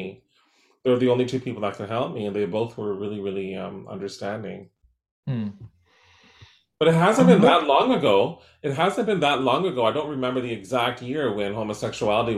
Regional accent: Surrey, British Columbia, Canada; growing up in Surrey Newton, a working class area, a very racially divided town in Surrey

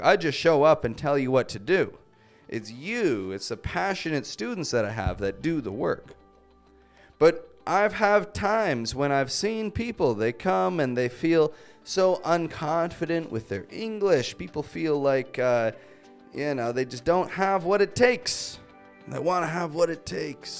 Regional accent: Toronto, Ontario, Canada; I'm from Toronto. That's in Canada.

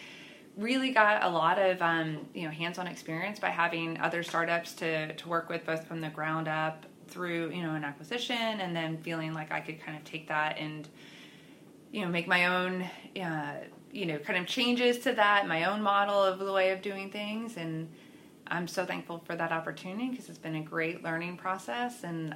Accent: Pennsylvania, United States; moved away as an adult; now in Oklahoma City, United States; I am originally from Pennsylvania and then moved here to Oklahoma City 13 years ago

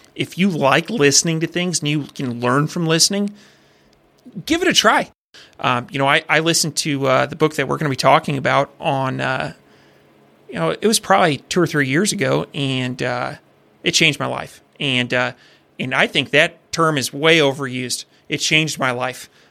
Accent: Iowa, United States; growing up in Iowa

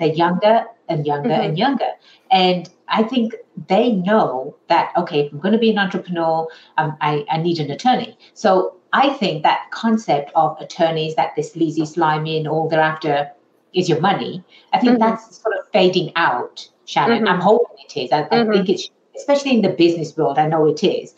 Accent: England, United Kingdom; now in United States; I was born and raised in England

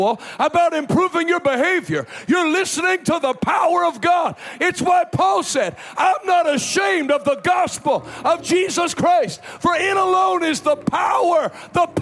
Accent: Pittsburgh, Pennsylvania, United States; I'm from Pittsburgh. I live in Pittsburgh now, most, you know, a few days a year

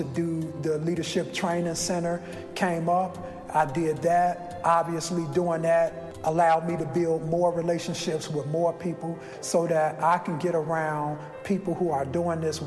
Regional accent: Chicago, Illinois, United States; I grew up here in the Roseland community

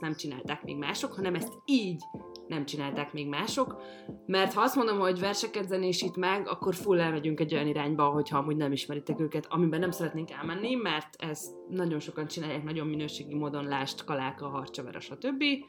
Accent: Hungary; ezek a gyökereim, és magyar vagyok

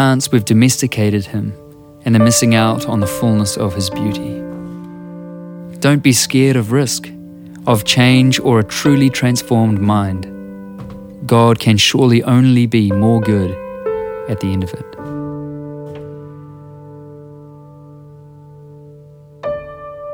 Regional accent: New Zealand; I'm a musician and a writer from Aotearoa, New Zealand

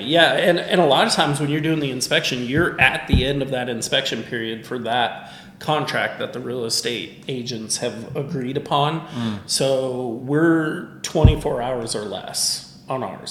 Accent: Michigan, United States; now in Tennessee, United States; Michigan, my home state

